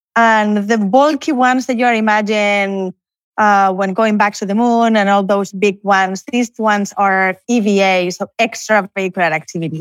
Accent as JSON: {"language": "English", "region": "Canary Islands", "country": "Spain", "tie": "born or raised there", "also_born_or_lived": "Barcelona", "moved": "as an adult", "lives_now": "College Station, United States", "said": "I'm originally from Spain, although I, I was born in Canary Islands, but I'm now in Barcelona"}